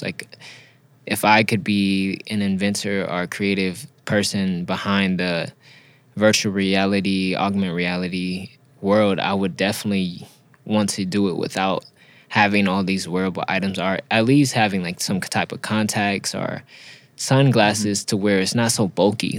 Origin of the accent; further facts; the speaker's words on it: Los Angeles, California, United States; also born or lived in Inland Empire, California; I grew up in Los Angeles and in between Los Angeles and Inland Empire